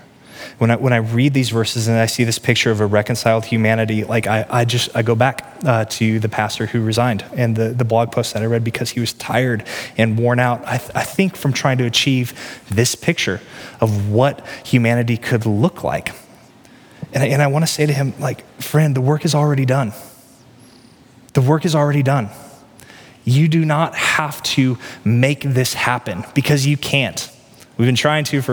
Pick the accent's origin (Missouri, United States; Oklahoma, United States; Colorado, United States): Missouri, United States; Peculiar; moved away as an adult; now in Johnson County, Kansas, United States; I grew up in Peculiar, which is redneck town in Cass County on the Missouri side